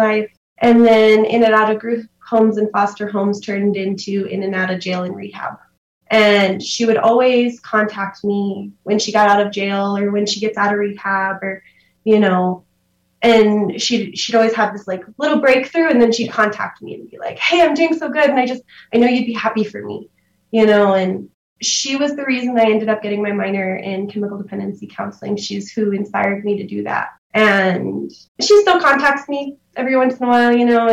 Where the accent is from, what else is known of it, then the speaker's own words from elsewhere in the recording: Silver City, New Mexico, United States; I grew up in Silver City here, lived here my whole life